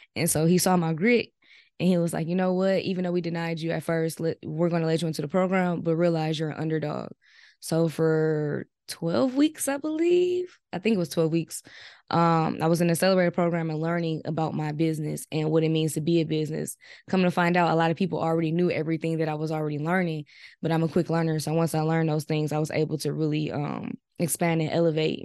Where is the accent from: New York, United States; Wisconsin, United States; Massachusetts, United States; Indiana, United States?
Wisconsin, United States; Milwaukee; I'm from Milwaukee, Wisconsin, and I'm twenty-six years old.